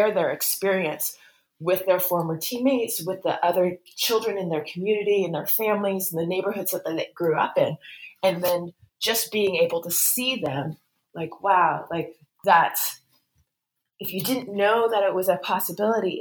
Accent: United States; as an American

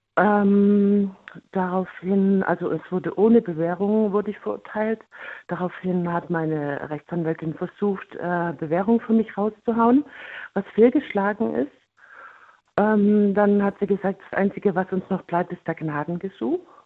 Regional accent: Germany; bei uns in Deutschland

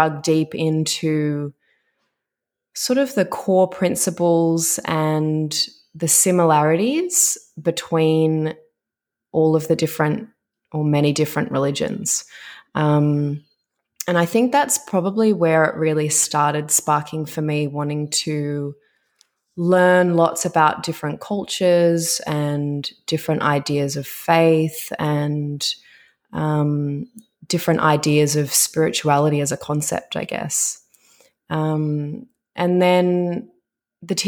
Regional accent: Melbourne, Victoria, Australia; moved away as an adult; also born or lived in Dubai; I'm originally from Melbourne.

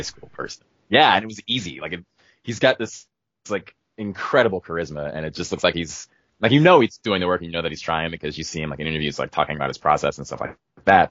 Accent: Oakland, California, United States; I am actually from Oakland

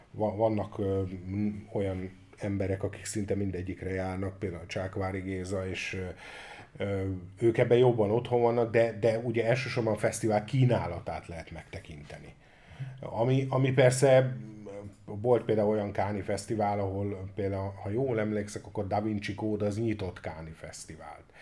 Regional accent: Hungary; magyarok vagyunk

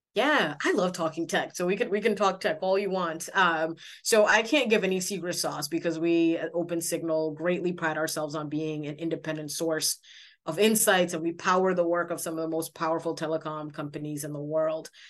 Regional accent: Senegal; moved away; I'm from Senegal, West Africa

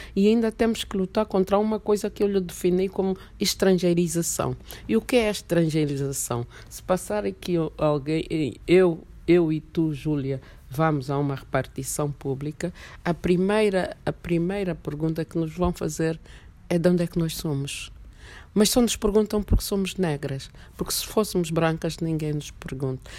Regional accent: Angola; also born or lived in Mozambique; eu já saí de Angola com umas ideias panafricanistas

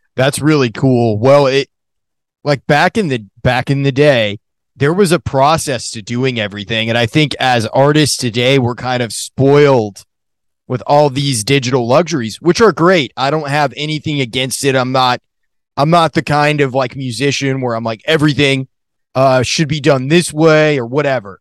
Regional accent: Maine, United States; moved away; also born or lived in Colorado; I grew up in Maine

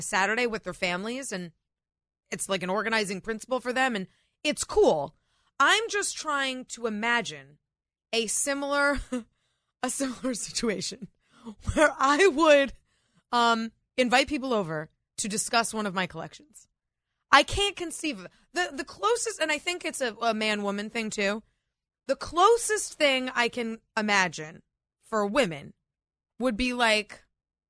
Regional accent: New England, United States; also born or lived in New York City; now in Northern Virginia, United States; the small town I grew up in New England.

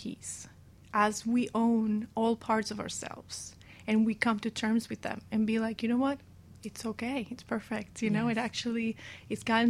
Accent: Venezuela; moved away; I grew up in Venezuela

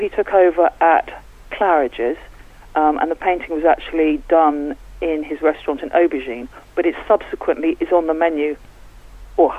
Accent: London, United Kingdom; moved away as an adult; also born or lived in Cornwall; now in Newlyn, United Kingdom; I'm from London. I moved to Cornwall about 15 years ago

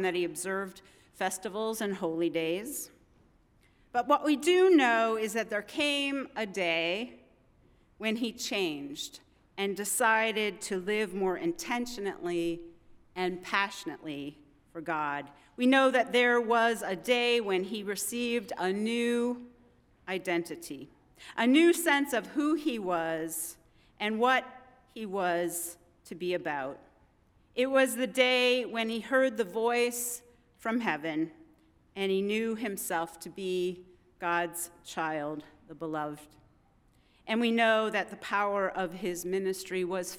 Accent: Midwest, United States; moved away as an adult; also born or lived in Vermont; I'm a Midwesterner born and bred

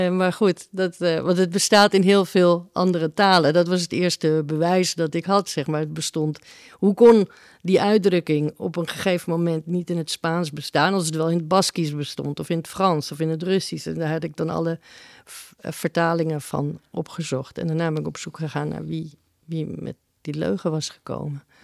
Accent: Uruguay; Ik kom uit Uruguay.

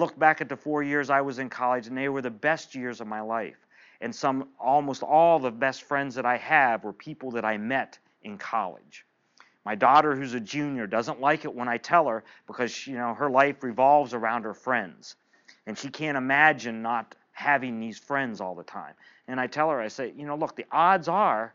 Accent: eastern Ohio, United States; also born or lived in Indiana; I grew up in an eastern part of Ohio in a small town of about 4,000 people

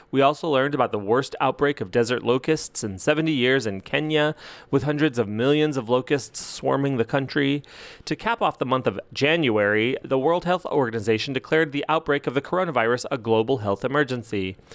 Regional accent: California, United States; devastating fires burned over 4 million acres in my home state, California.

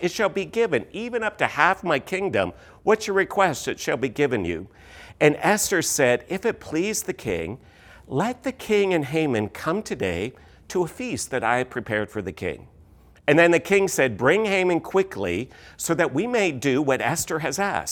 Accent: Canada; moved away as an adult; also born or lived in London, Ontario / Missouri; we are Canadian. We uh, were all born in Canada.

